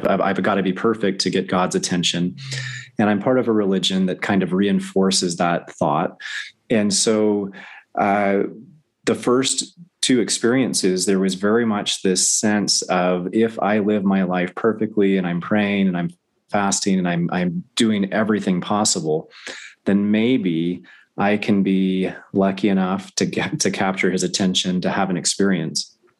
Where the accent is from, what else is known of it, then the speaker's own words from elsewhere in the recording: the South, United States; I grew up in the South